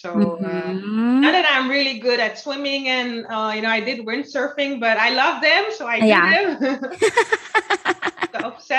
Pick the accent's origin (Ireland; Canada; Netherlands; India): Netherlands; Almere, Flevoland; also born or lived in Suriname; now in Amsterdam, Netherlands; I grew up in Almere and I live now in Amsterdam